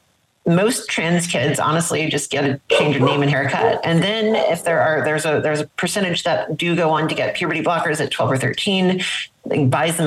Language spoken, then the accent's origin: English; South Louisiana, United States; I grew up in South Louisiana in the 1990s